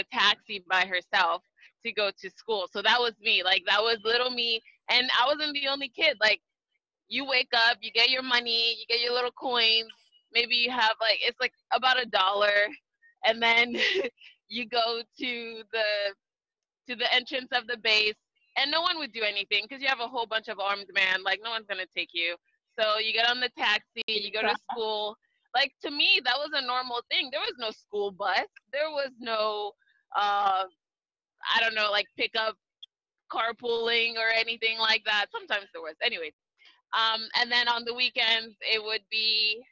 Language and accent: English; Libreville, Estuaire, Gabon; now in United States; Growing up in Libreville, Gabon, it was really nice.